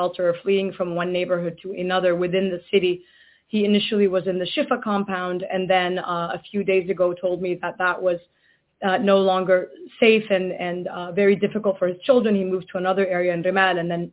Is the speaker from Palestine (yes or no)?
yes; Gaza, Gaza Strip, Palestine; now in United States; As an American taxpayer, as a Palestinian from Gaza